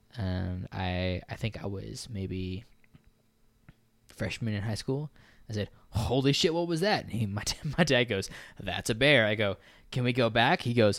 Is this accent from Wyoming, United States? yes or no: no; Maryland, United States; born there; also born or lived in New York; now in Texas, United States; Yeah, I was born in Maryland, lived in New York. I wasn't born in Texas, but as they say, I got here as fast as I could.